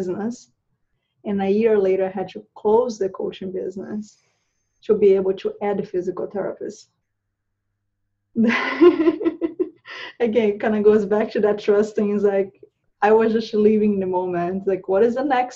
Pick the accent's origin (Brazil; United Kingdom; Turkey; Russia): Brazil; moved away as an adult; also born or lived in Charlotte, North Carolina; now in United States; I moved from Brazil. I'm originally from Brazil. I moved from Brazil about 10 years ago.